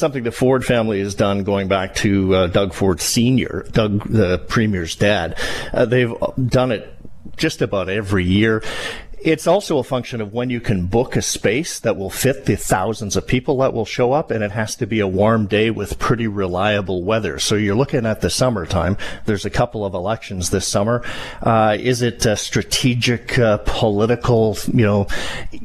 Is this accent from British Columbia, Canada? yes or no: yes; Kamloops, British Columbia, Canada; now in Toronto, Canada; I grew up in Kamloops, B.C.